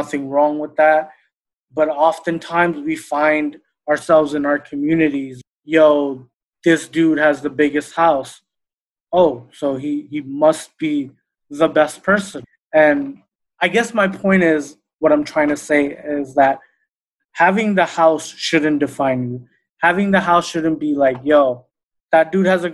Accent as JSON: {"language": "English", "region": "New York", "country": "United States", "tie": "born or raised there", "said": "growing up in New York"}